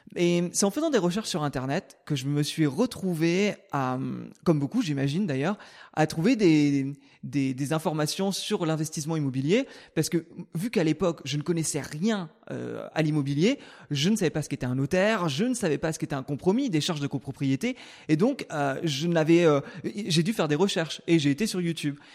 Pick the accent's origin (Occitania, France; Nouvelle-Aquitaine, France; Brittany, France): Brittany, France; moved away; je suis né en Bretagne, au milieu des champs.